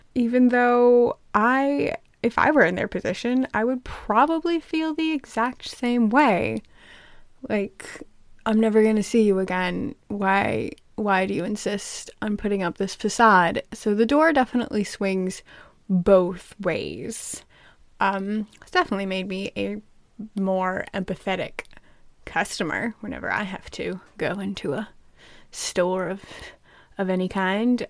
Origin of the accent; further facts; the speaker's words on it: United States; I am American